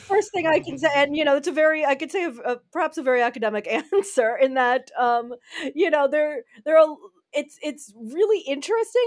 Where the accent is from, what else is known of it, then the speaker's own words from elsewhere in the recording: United States; now in Netherlands; I'm an American living in the Netherlands